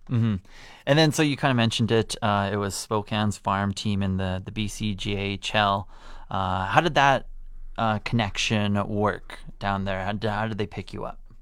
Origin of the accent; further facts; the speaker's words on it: Canada; growing up in Canada